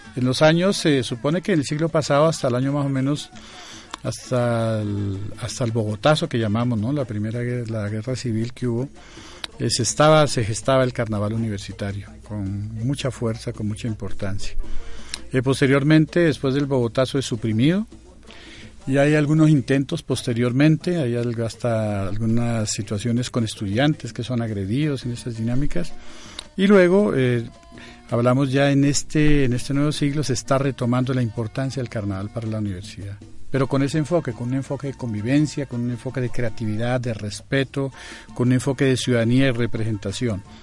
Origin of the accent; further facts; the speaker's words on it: Colombia; en Colombia tenemos tenemos siete patrimonios materiales y siete patrimonios culturales inmateriales